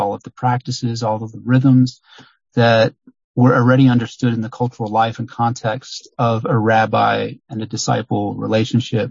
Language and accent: English; Long Island, New York, United States; moved away; also born or lived in Miami, Florida; I grew up in largely in Long Island, New York, and also in Miami, Florida.